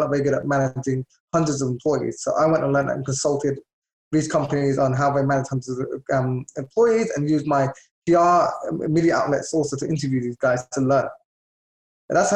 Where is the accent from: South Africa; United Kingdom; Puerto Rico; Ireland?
United Kingdom; London; moved away as an adult; now in United States; I was born and raised in London.